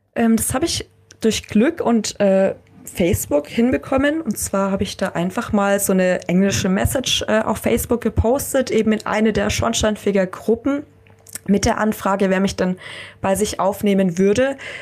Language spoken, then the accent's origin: German; Germany; wir Deutschen